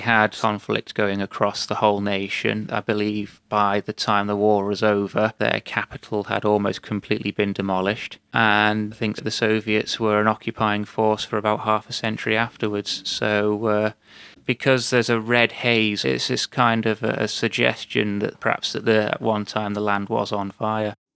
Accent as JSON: {"language": "English", "country": "United Kingdom", "said": "as a British national"}